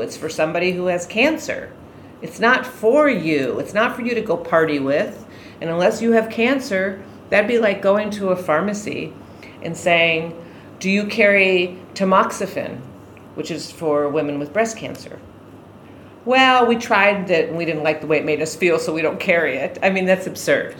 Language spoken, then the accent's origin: English; Bodega Bay, California, United States; I'm from Bodega Bay, California